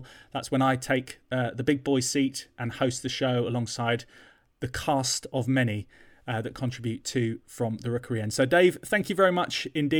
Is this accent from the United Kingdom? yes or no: yes; London, United Kingdom; used to go to the L'Artista in North London under a bridge in Golders Green, which was near to where I grew up in North London.